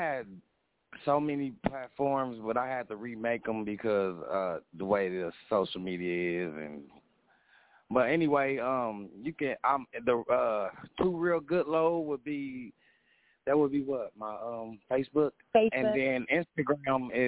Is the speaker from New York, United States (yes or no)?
no; Indianapolis, Indiana, United States; I'm from Indianapolis, Indiana